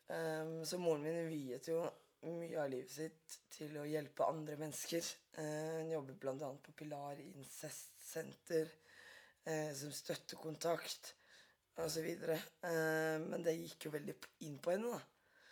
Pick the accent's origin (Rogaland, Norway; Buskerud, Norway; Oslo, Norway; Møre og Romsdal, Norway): Buskerud, Norway; Drammen; Jeg er fra Drammen